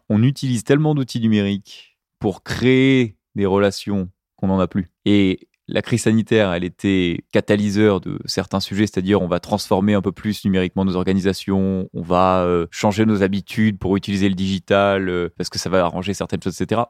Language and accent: French; Arcachon Basin, Nouvelle-Aquitaine, France; moved away; Je suis originaire du bassin d'Arcachon